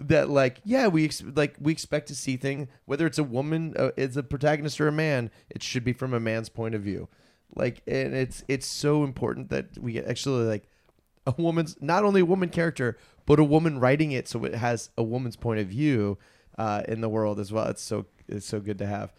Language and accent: English; Virginia, United States; moved away; I'm from Virginia